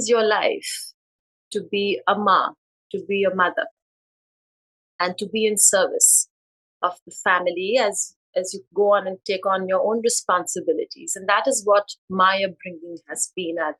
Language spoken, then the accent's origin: English; India; moved away as an adult; now in United States; I was born and raised in India